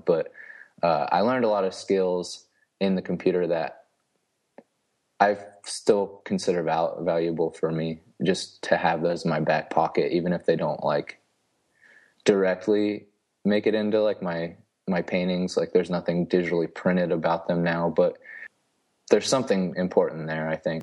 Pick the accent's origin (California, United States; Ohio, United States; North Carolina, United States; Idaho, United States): Ohio, United States; St. Marys; moved away as an adult; also born or lived in Cincinnati, Ohio / Kansas City; now in Huntsville, Texas, United States; I'm from a small town called Saint Mary's, Ohio. It's pretty much right in the middle of the state.